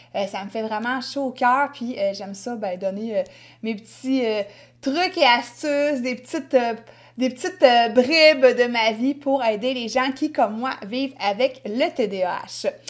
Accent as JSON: {"language": "French", "region": "Quebec", "country": "Canada", "accent": "Québécois"}